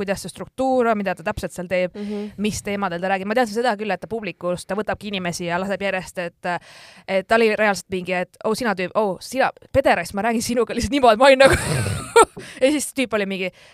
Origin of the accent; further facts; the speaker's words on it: Estonia; ma olen Eestist